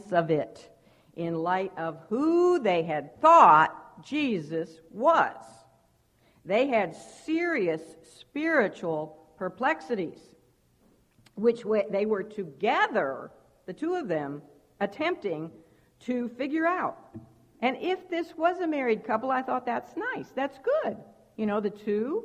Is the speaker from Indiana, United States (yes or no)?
no; Chicago, Illinois, United States; moved away as an adult; now in Moore County, North Carolina, United States; I'm from Chicago